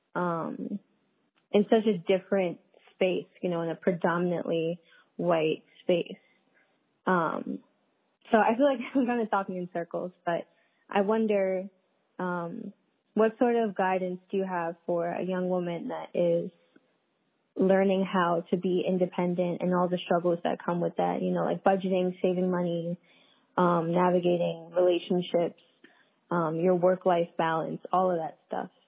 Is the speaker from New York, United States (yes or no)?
yes; New York City, New York, United States; moved away as an adult; also born or lived in Philadelphia; now in upstate New York, United States; I'm from Brooklyn, New York